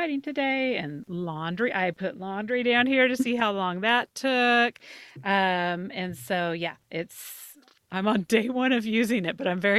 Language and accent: English; Southern Idaho, United States; I grew up in Southern Idaho, so not too far from Salt Lake, just straight up from Salt Lake, about 3 hours. But my parents are both from Chicago.